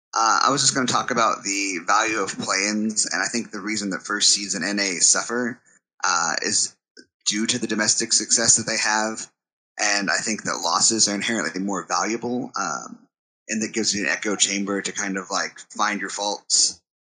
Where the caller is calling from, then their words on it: Fayetteville, Arkansas, United States; I'm calling from Fayetteville, Arkansas